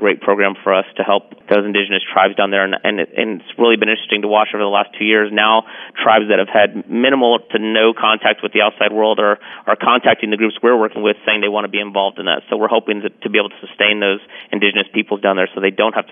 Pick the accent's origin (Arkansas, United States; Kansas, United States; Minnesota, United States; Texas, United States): Texas, United States; Dallas; also born or lived in San Antonio, Texas; we really moved up to Dallas, and I grew up in Dallas